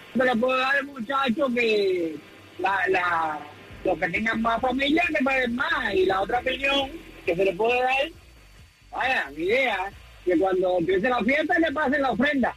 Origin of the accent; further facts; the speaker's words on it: Santiago de Cuba, Cuba; moved away; de nosotros somos de Santiago de Cuba, allá en Cuba